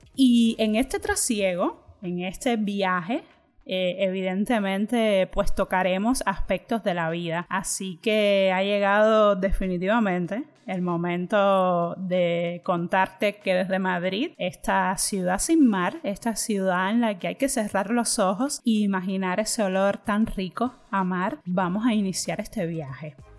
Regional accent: Cuba; moved away as an adult; now in Spain; Yo soy de Cuba y llevo cinco años ya viviendo aquí en España

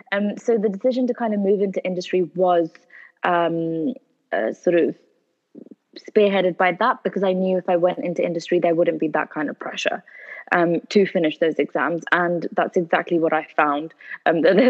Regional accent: United Kingdom; we are Pakistani, born in the UK, but our heritage is from Pakistan

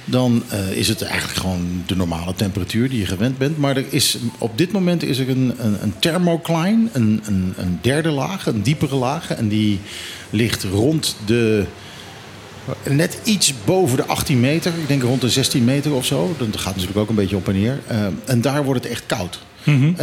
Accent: Netherlands; En als Nederlander spreek ik dat nu uit, dus Dooie Kat.

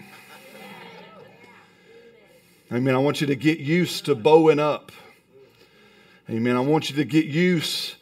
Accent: Alabama, United States; I'm from Alabama

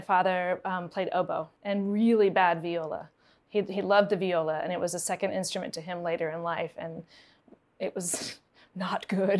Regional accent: Harrisonburg, Virginia, United States; moved away as an adult; also born or lived in Rochester, New York / New York City; I grew up in Harrisonburg, Virginia, which is about an hour away from here. My parents are musicians, and my dad was the orchestra director at James Madison University, and my mom was a music ed professor at Eastern Mennonite University. So I've been in this area for a long time.

